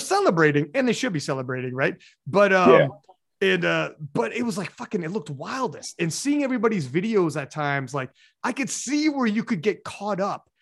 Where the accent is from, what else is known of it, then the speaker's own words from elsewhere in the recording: South Africa; I'm a South African